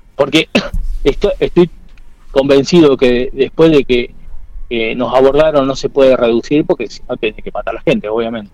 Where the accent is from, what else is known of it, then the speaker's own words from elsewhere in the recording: Quemú Quemú, La Pampa, Argentina; now in Castex, Argentina; yo soy de Quemú Quemú y vivo en Castel